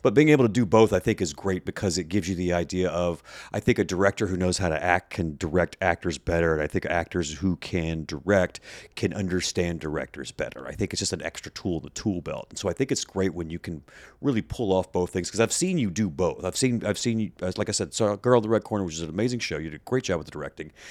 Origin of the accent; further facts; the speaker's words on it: Mississippi Gulf Coast, United States; also born or lived in West Virginia / upstate New York; now in Chicago, United States; I grew up on the Mississippi Gulf Coast